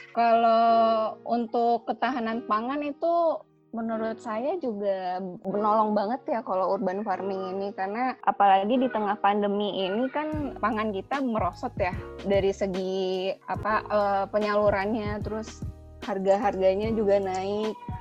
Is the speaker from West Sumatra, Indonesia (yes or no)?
yes; Padang, West Sumatra, Indonesia; now in Bogor, Indonesia; asalnya Padang tapi tinggalnya di Bogor